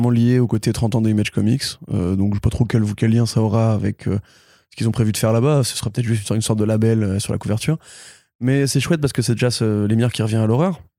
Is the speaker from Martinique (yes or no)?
no; Italy; moi je suis italien.